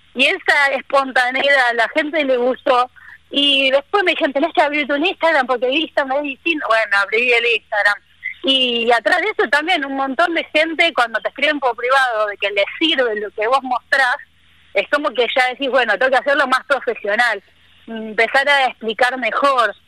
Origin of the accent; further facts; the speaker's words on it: Buenos Aires, Argentina; moved away as an adult; also born or lived in Córdoba; now in Misiones, Argentina; yo soy porteña, nacida eh, bien en el barrio del Grano, bien porteña